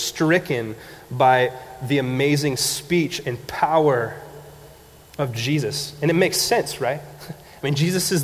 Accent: Montague, California, United States; I grew up in Montague

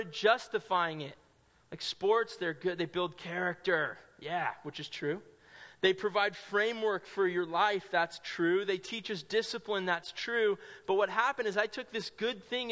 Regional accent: Sonoma County, California, United States; I grew up in Sonoma County, California, probably like an hour and a half north of San Francisco

